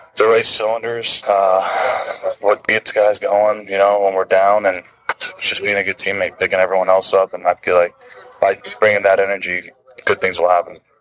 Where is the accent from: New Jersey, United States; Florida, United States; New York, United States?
Florida, United States; I grew up as in Florida